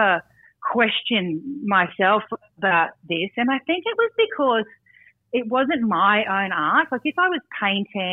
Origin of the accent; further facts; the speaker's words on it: Brisbane, Queensland, Australia; I grew up in Brisbane